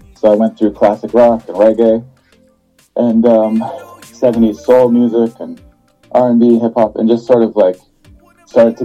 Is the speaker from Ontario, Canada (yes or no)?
yes; Windsor, Ontario, Canada; now in Fort McMurray, Canada; I'm born and raised in Canada, actually, a place called Windsor, Ontario